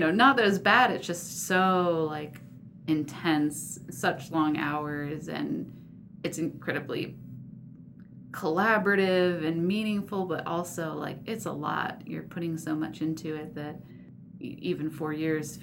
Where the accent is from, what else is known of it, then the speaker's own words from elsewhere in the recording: New Jersey, United States; also born or lived in Washington, D.C. area; I was born in the D.C. area and then moved to New Jersey and grew up mostly in New Jersey